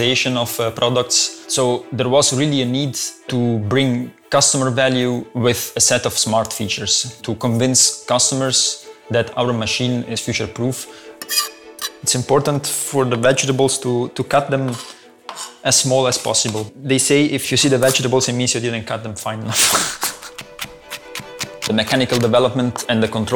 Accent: Italy; moved away as an adult; now in Belgium; I'm from Italy, and I moved to Belgium, I think now it's 7 years ago

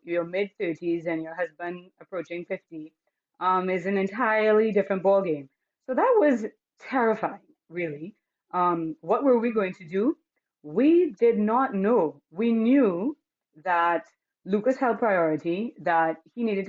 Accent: Trinidad & Tobago; moved away as an adult; now in Toronto, Canada; I'm coming from Trinidad and Tobago, where we are, you know, we're called the Rainbow Island because we have so many different races and so many different cultures and, you know, a mix of all

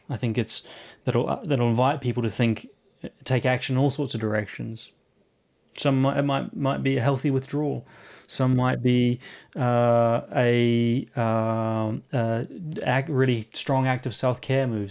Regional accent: New Zealand; now in London, United Kingdom; Coming from New Zealand and living here in London, um, I, I am from the Antipodes, uh, Antipodean

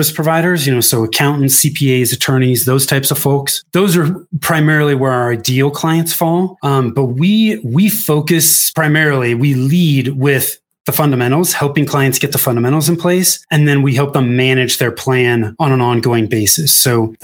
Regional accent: Northern California, United States; moved away as an adult; also born or lived in Denver metro area, Colorado; now in Denver, United States; I was born and raised in Northern California. I moved from Northern California to the Denver metro area in 2008.

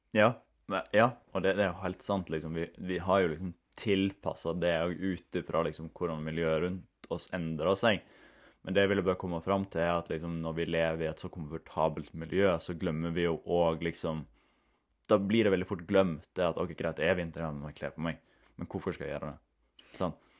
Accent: Norway; Vi kommer jo ifra Den norske kulturen kommer jo ifra liksom, husmannssamfunn

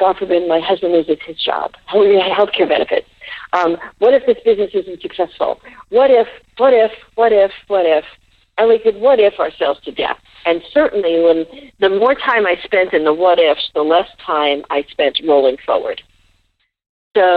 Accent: New York City, New York, United States; I grew up in the Bronx

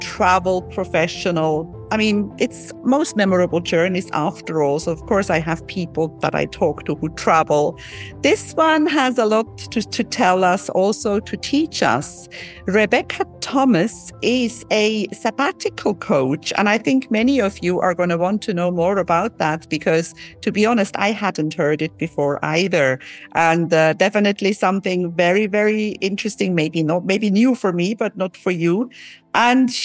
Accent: Zurich, Switzerland; I managed to sort of get to London when I was 16 from Zurich to London

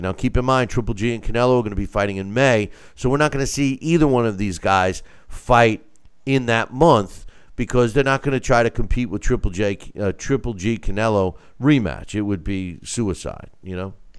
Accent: Long Island, New York, United States; I, am from Long Island originally

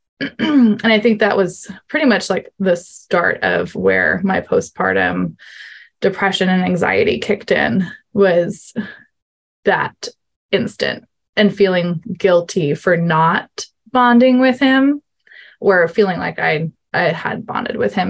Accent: New York, United States; I am from New York, USA, so other side of the world from Linda

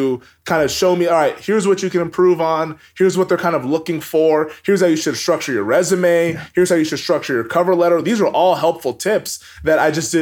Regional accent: Everett, Washington, United States; moved away as an adult; also born or lived in Bend, Oregon; I grew up in Everett, Washington

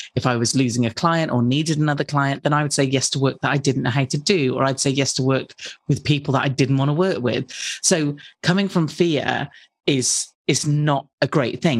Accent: United Kingdom; I'm British

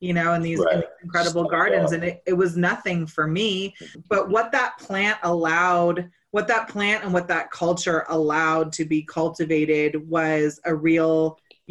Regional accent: Northern California, United States; I was raised in Northern California

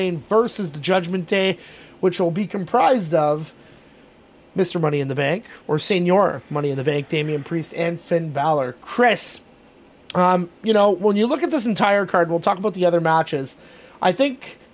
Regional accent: Canada; we're Canadian and we're proud Canadians

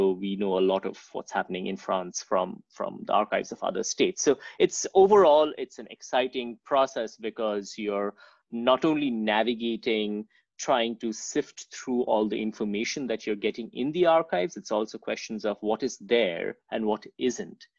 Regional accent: India; moved away; also born or lived in Calcutta; I grew up in India, and I did my bachelor's in Calcutta in Presidency College

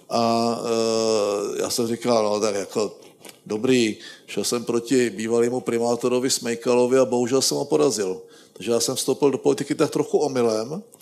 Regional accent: Zlín Region, Czechia; víte, já, já jsem z Valašska a my si svoje zvyky nosíme všude sebou.

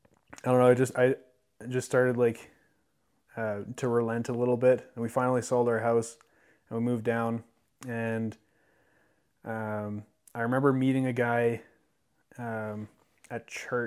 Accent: Spruce Grove, Alberta, Canada; moved away; also born or lived in McGrath, Alberta / Lethbridge, Alberta; Yeah, most of my childhood memories are from Spruce Grove.

